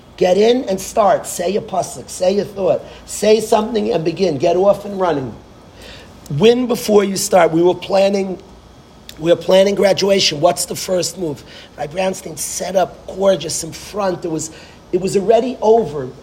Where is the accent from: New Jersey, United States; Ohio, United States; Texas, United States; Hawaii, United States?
New Jersey, United States; Lakewood; I was born in Lakewood